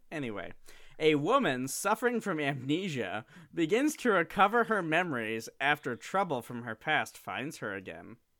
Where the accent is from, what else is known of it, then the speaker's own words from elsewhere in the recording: Midwest, United States; I am from the Midwest